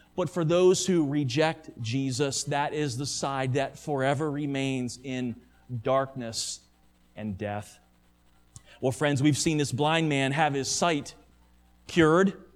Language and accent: English; United States; American Christians